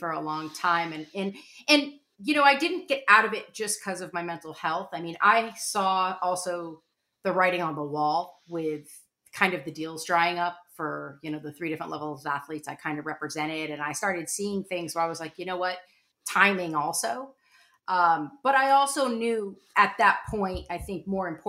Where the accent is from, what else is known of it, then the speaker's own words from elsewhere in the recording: Connecticut, United States; moved away as an adult; also born or lived in Vermont; I was from Connecticut.